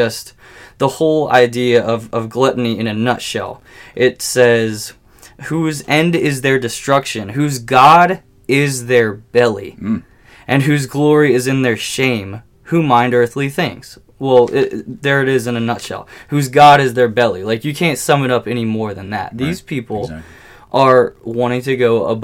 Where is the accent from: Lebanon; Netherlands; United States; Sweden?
United States; I'm an American